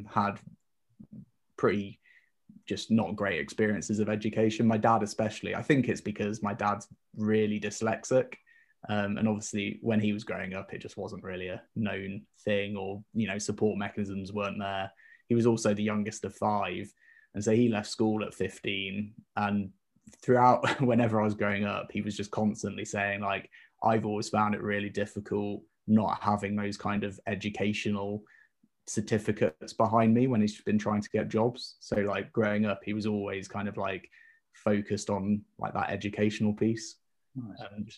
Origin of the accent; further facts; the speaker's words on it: the Midlands near Leicester, East Midlands, United Kingdom; moved away as an adult; also born or lived in York / Basel, Switzerland / Bristol; I grew up in the Midlands near Leicester.